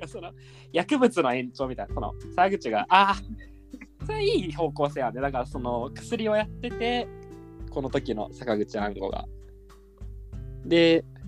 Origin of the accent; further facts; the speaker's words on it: Wakayama, Japan; 僕、和歌山県出身